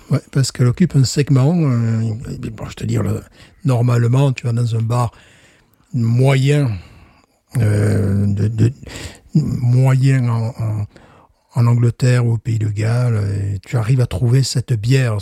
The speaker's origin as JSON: {"language": "French", "country": "France", "said": "je suis français"}